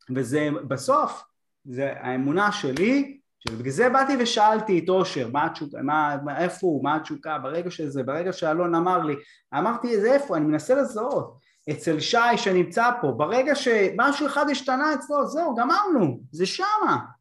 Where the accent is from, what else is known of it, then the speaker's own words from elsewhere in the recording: Bat Yam, Tel Aviv District, Israel; הילד מבת ים